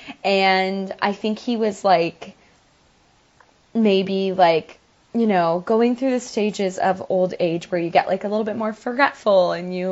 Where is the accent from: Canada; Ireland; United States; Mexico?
Canada; Campbellford, Ontario; my hometown where Carter and I grew up